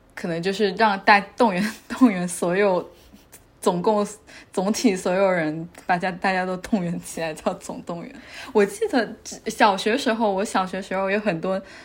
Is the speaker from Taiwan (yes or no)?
no; Xiamen, Fujian, China; now in Geneva, Switzerland; 我是福建人，我是福建厦门人。OK。我们那边还会说一个方言叫闽南话